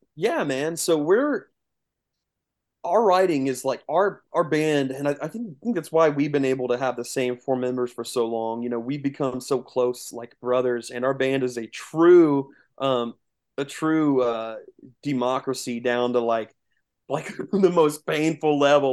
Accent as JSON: {"language": "English", "region": "east central Indiana", "country": "United States", "said": "we are um, directly south in Indiana. Um, we're kind of like southeast, east central um, Indiana. So about forty five minutes east of Indianapolis"}